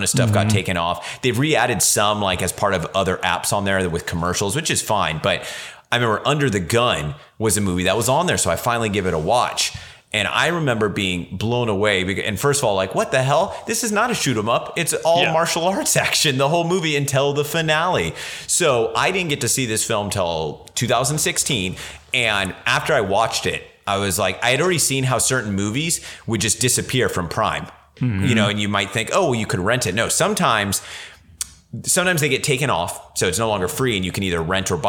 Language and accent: English; Central Valley, California, United States; where I grew up in the Central Valley, California